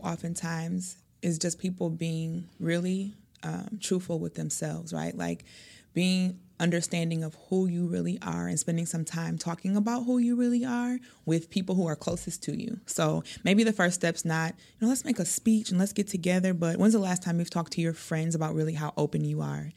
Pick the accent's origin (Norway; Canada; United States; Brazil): United States; Milwaukee, Wisconsin; I am from Milwaukee. I've lived here most of my life.